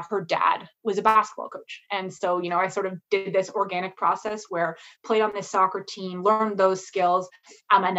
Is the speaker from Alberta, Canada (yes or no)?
no; Ottawa, Ontario, Canada; now in Toronto, Canada; I grew up in Ottawa